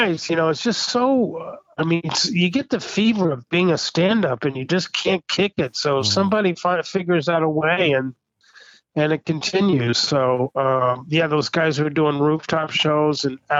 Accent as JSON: {"language": "English", "region": "Kansas", "country": "United States", "tie": "born or raised there", "said": "I grew up in Kansas, so I was in Kansas during my childhood"}